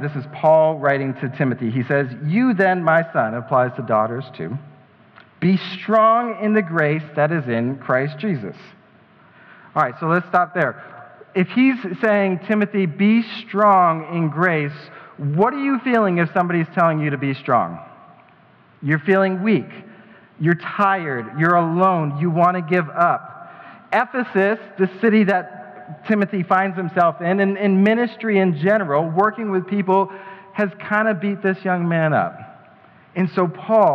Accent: Colorado Springs, Colorado, United States; shout out to Colorado Springs, that's my hometown

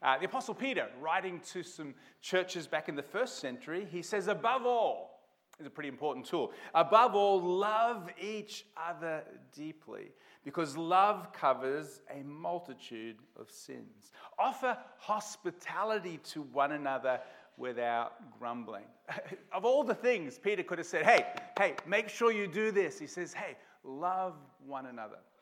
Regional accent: Melbourne, Victoria, Australia; moved away; also born or lived in Portland, Oregon, United States / Rockhampton; I was born in Melbourne, grew up in Blackburn South when it was kind of the outer part of Melbourne many, many years ago.

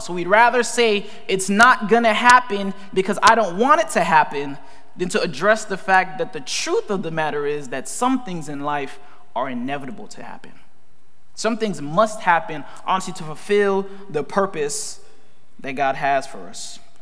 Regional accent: Fort Lauderdale, Florida, United States; I grew up in Fort Lauderdale, Florida. I'm a Floridian

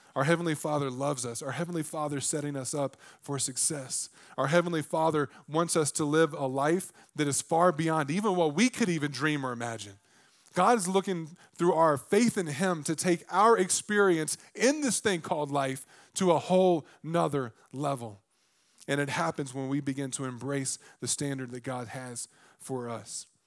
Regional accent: the South, United States; I grew up in the South.

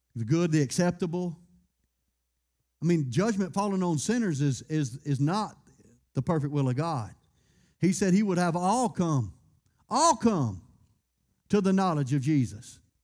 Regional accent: United States; I was born in America

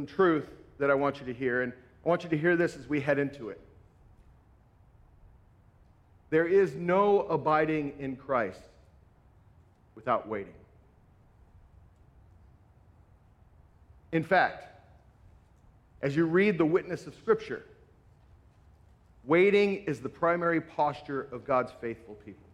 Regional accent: Southern California, United States; moved away; also born or lived in Northwest Iowa; I grew up in Southern California where I didn't meet any farmers, lived in the concrete jungle

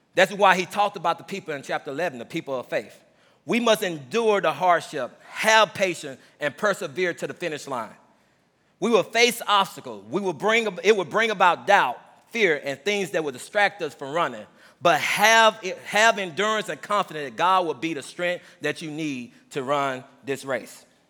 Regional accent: Mississippi, United States; moved away as an adult; also born or lived in Ellsbury; growing up in Mississippi, the twenty years

